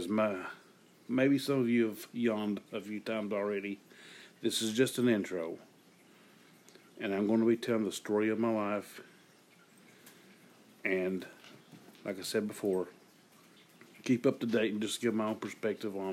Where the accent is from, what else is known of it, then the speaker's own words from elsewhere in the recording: Eastern Kentucky, United States; I'm from Eastern Kentucky, the rural area.